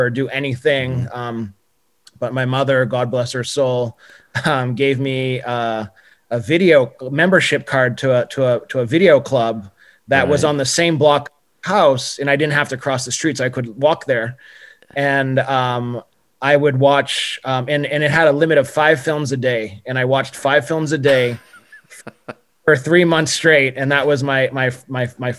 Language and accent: English; Brazil; moved away; I remember in Brazil, you know, I would literally go three times a week at least to like this little art house theater in my hometown